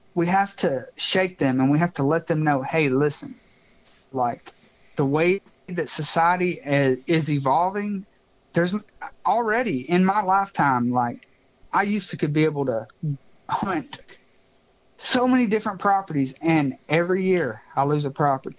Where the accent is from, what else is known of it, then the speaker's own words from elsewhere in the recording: Bartow County, Georgia, United States; I grew up in Bartow County, Georgia